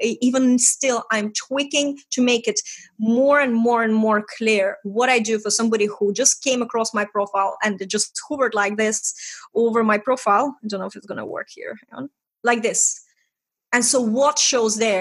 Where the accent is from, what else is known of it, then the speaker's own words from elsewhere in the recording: Estonia; English is a second language; moved away as an adult; I'm from Estonia, we talk straight.